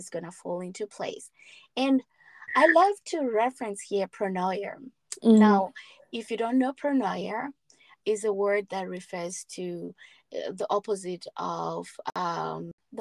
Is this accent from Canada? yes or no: no; Zimbabwe; moved away as an adult; also born or lived in South Africa; we're coming from Zimbabwe